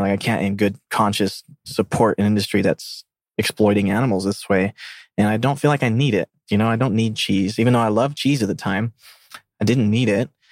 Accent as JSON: {"language": "English", "region": "South Mississippi", "country": "United States", "tie": "born or raised there", "moved": "as an adult", "said": "I grew up from an Argentinian family in a Hindu culture that was in the middle of South Mississippi"}